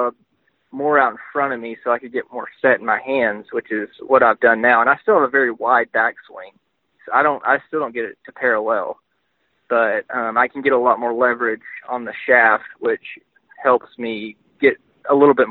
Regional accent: Texarkana, Texas, United States; also born or lived in Arkansas; I grew up in Texarkana

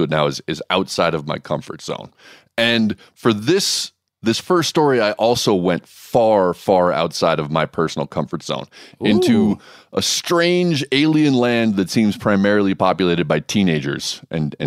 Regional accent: Hawaii, United States; this is where I grew up in Hawaii.

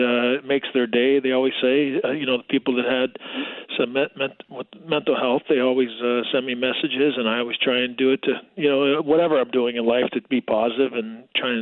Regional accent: Toronto, Ontario, Canada; Toronto, and you know, being my hometown

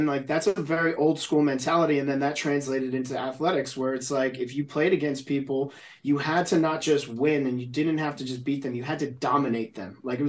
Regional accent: New Jersey, United States; growing up in New Jersey, like there's, you know, it's tough, right?

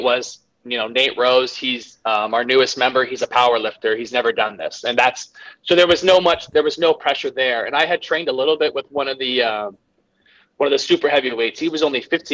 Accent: Canada; I'm Canadian

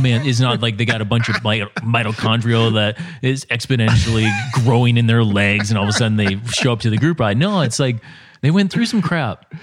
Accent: Minnesota, United States; the way I was raised in Minnesota

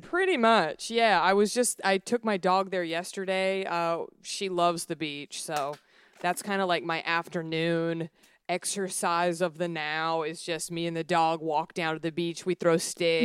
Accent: Dallas, Texas, United States; moved away as an adult; also born or lived in Los Angeles; I grew up in the South, I grew up in Dallas

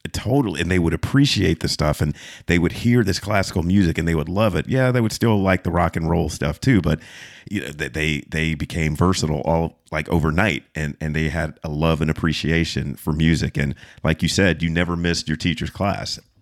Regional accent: Fayetteville, North Carolina, United States; I was, uh, raised in a military town. Fayetteville is, is military

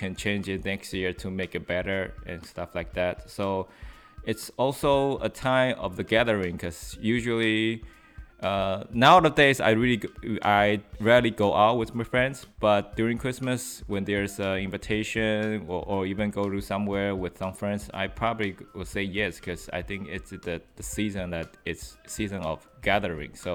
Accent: New York, United States; because I came from New York

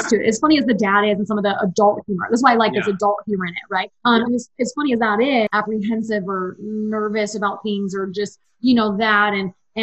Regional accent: East Coast, United States; now in Utah, United States; I'm from the East Coast. We grew up going to Disney World

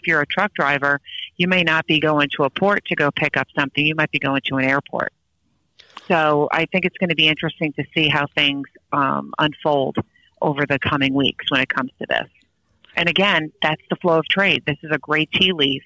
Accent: Long Island, New York, United States; Ever since I was a little kid, I grew up on Long Island.

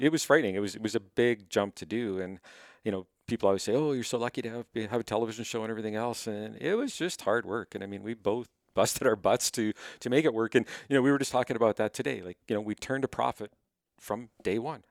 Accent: Winnipeg, Manitoba, Canada; moved away as an adult; now in Cochrane, Canada; I was born in Winnipeg

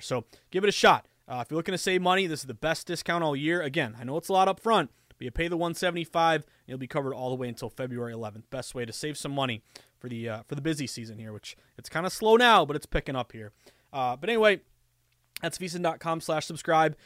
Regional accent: United States; also born or lived in Boston

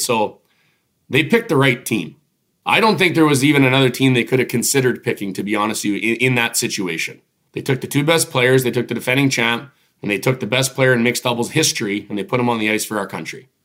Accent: Regina, Saskatchewan, Canada; Mosaic Stadium where I grew up in Regina

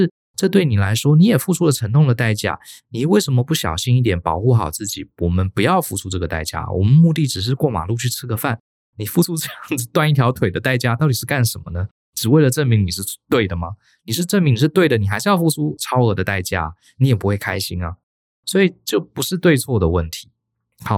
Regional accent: Taiwan; 在台湾，我从小在台湾生长，还真的很少人跟我们讲过这样的话。

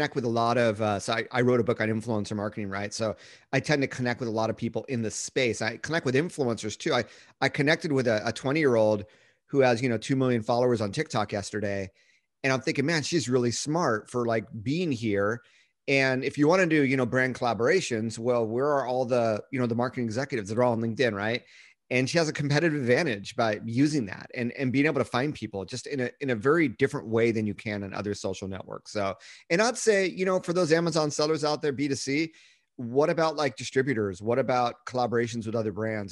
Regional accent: Rancho Palos Verdes, California, United States; moved away as an adult; also born or lived in Redondo Beach, California / Massachusetts / Beijing, China / Japan; I was born in Redondo Beach, California. I grew up in Rancho Palos Verdes.

